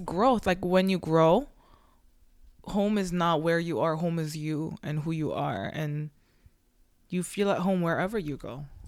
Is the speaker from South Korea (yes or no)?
yes; South Korea; now in Canada; we're like all immigrants and we came from a different country, but there's a reason why we're all in Canada, right? And I believe, you know, like I'm from Korea